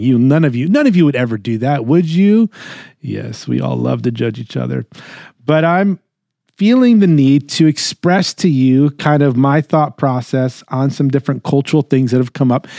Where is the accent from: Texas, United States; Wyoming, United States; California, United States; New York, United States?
New York, United States; I am born and raised in New York. Uh, in my core, I'm a New Yorker.